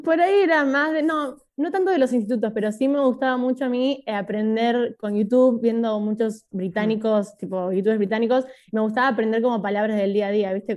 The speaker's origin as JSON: {"language": "Spanish", "region": "Buenos Aires", "country": "Argentina", "tie": "born or raised there", "also_born_or_lived": "Tres de Febrero, Buenos Aires Province / Oxford, England", "said": "Yo nací en Capital, pero vivo en el conurbano, tipo al lado de Capital igual. ¿En, pero, ¿en dónde? En el partido 3 de febrero, tipo zona oeste. Bien. Eh, pero nací en Devoto, o sea, casi ahí nomás."}